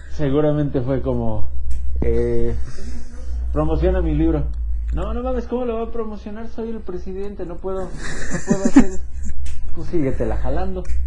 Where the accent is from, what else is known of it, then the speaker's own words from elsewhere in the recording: Mexico; nos define como mexicanos